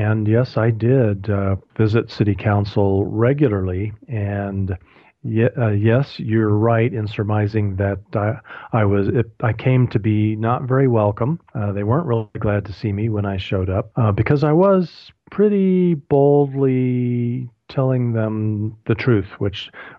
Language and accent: English; Colorado Springs, Colorado, United States; my hometown of Colorado Springs